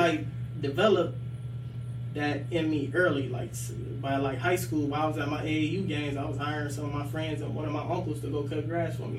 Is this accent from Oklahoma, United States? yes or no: no; Akron, Ohio, United States; being like raised on the west side of Akron, but like going to school out in Copley.